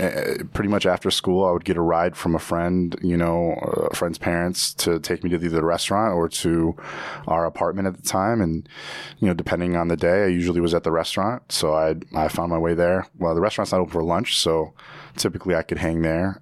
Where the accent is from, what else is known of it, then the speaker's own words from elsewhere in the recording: Evanston, Illinois, United States; also born or lived in Virginia; growing up in Evanston, I was in very much of in a bubble.